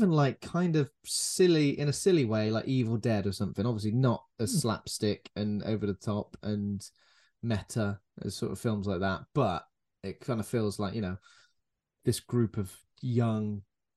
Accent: United Kingdom; being a British person who grew up, you know, born in the 80s and grew up in the 80s and 90s

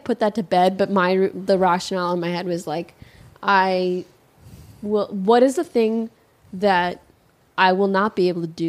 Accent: Chicago, Illinois, United States; moved away as an adult; also born or lived in New Haven, Connecticut; my parents are immigrants from Pakistan. And my siblings and I, we're born and raised in Chicago. We were all born here. And I lived in Chicago up until I was 18. I went away to school.

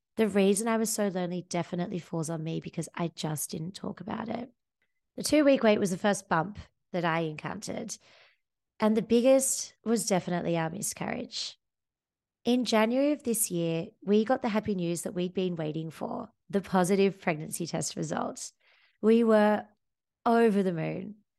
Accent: Sydney, New South Wales, Australia; moved away as an adult; now in Amsterdam, Netherlands; I come from Sydney, Australia. I had a happy childhood under the sun with my friends and family

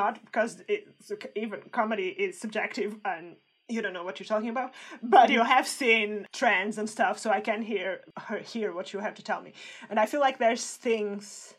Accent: Portugal; English is a second language; now in United Kingdom; I'm Portuguese

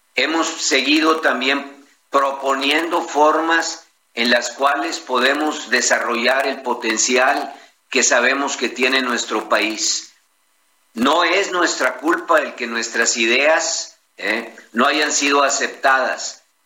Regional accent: Mexico; como mexicanos

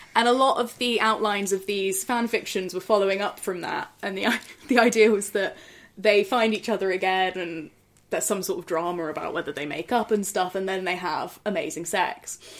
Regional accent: Oxford, South East England, United Kingdom; I'm from Oxford

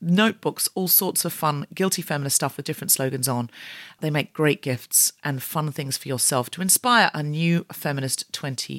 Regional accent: Gold Coast, Queensland, Australia; moved away; I am from the Gold Coast. I was born and raised there

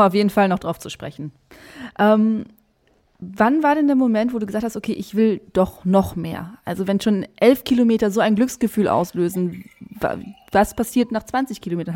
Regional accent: countryside between Velen and Heiden, North Rhine-Westphalia, Germany; Also da, wo ich aufgewachsen bin, ich bin auch auf dem Land aufgewachsen. Ich dachte, das ist echt, das ist zwischen Fehlen und Heiden.

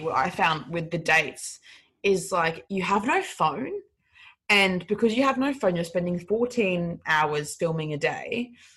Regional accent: Brisbane, Queensland, Australia; I'm from um I'm from Brisbane

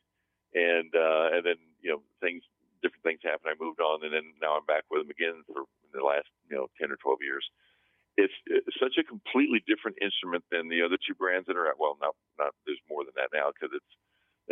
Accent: Texas, United States; moved away as an adult; now in San Fernando Valley, United States; I'm from Texas

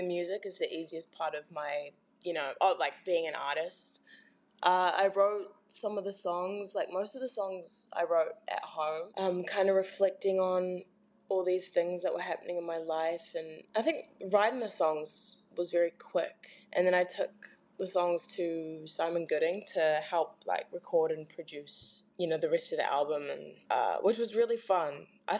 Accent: Clarks Beach, Auckland, New Zealand; I grew up in Clarks Beach, so like South Auckland, like really south.

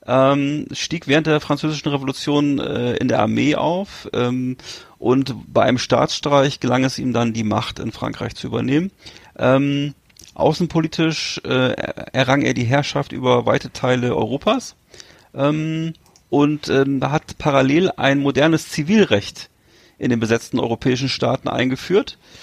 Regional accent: Germany; als Deutsche

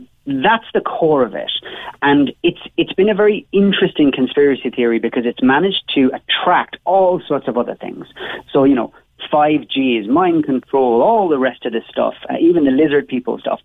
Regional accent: Cobh, Munster, Ireland; I'm from Bishopstown, when of course I'm from Cove

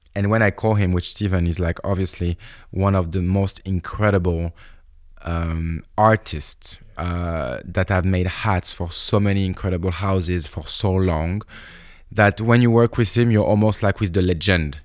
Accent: Bordeaux, Nouvelle-Aquitaine, France; also born or lived in Paris, France; I come from Bordeaux

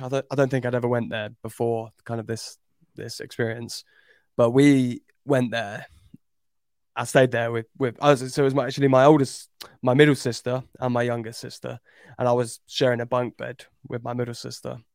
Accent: Cambridge, East of England, United Kingdom; I grew up in Cambridge

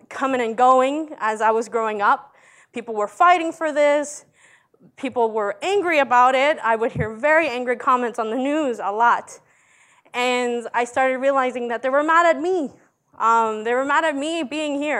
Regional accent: Montgomery County, Maryland, United States; English is a second language; also born or lived in El Salvador; I come from Maryland in Montgomery County

